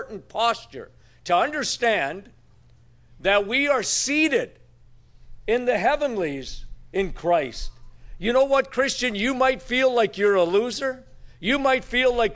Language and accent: English; Northern Ontario, Canada; moved away; it actually snowed in my hometown yesterday. What was my grandfather thinking when he moved to Northern Ontario?